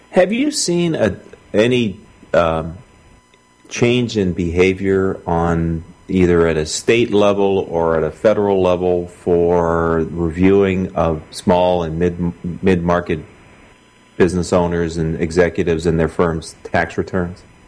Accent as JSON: {"language": "English", "town": "Philadelphia", "region": "Pennsylvania", "country": "United States", "tie": "born or raised there", "said": "Philadelphia, my hometown, my home state of Pennsylvania."}